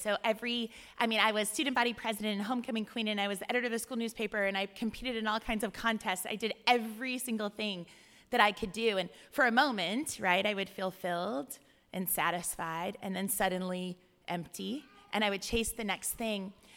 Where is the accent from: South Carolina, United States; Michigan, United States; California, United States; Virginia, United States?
California, United States; moved away as an adult; also born or lived in Ohio; I'm from California